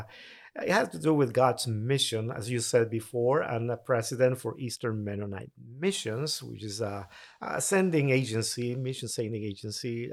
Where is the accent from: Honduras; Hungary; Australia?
Honduras; Tegucigalpa, Francisco Morazán; English is a second language; moved away as an adult; now in United States; born raised in Tegucigalpa, capital city of Honduras